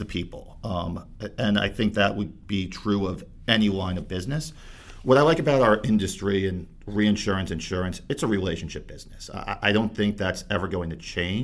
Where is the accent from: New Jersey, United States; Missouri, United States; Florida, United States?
New Jersey, United States; Bayonne; grew up in Bayonne, New Jersey